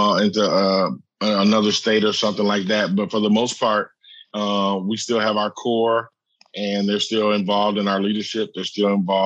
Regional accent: Muncie, Indiana, United States; also born or lived in Union City, Tennessee / Kenton, Tennessee / Richmond, Indiana; we moved from Kenton, Tennessee when I was about 10 to Muncie, Indiana, Middletown, USA, Ball State University. And I went to high school there, went to college there, and great place to grow up

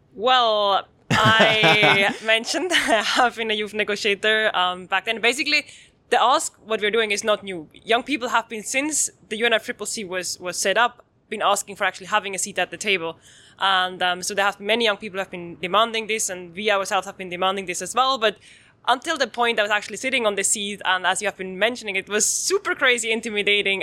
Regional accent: Switzerland; I'm coming from Switzerland

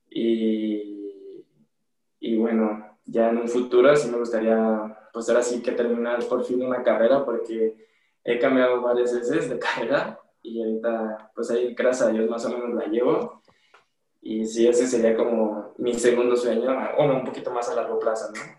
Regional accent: Guadalajara, Jalisco, Mexico; Y bueno, cuando me fui de, de Guadalajara a la Ciudad de México a buscar una mejor estabilidad en cuestiones de la escuela, del deporte, porque aquí ya se me estaban complicando un poquito las cosas en cuestiones económicas y igual la familia un poquito.

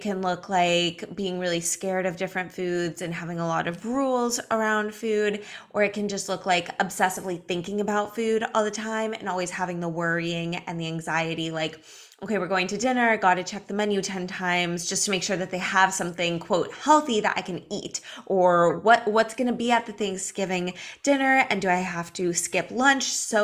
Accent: Los Angeles, California, United States; now in Miami Beach, United States; I'm from Los Angeles. I live in Miami Beach now.

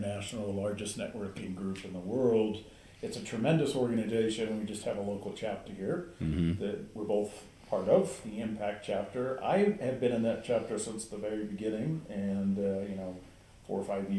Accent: Atlanta, Georgia, United States; moved away as an adult; also born or lived in Chicago, Illinois; now in Heber City, United States; I'm originally from Atlanta, Georgia. That's where I grew up, graduated from high school

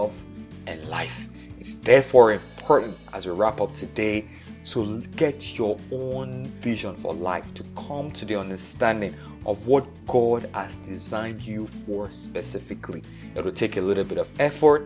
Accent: Nigeria; I was born in Nigeria in the 80s

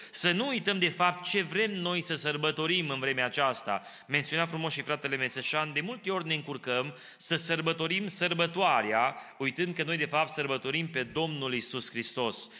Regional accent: Romania; now in Kitchener, Canada; așa am crescut noi în România

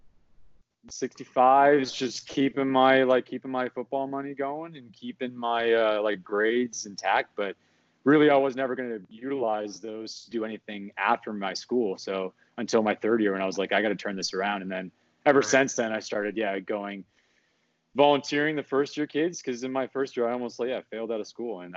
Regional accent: Canada; we're from Canada

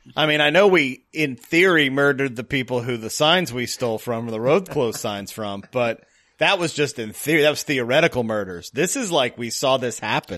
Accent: the South, United States; moved away; I am from the South originally

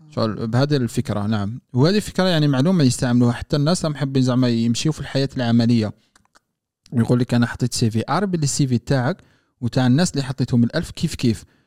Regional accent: Algeria; moved away as an adult; now in France; راح نتكلم كانسان مواطن جزائري

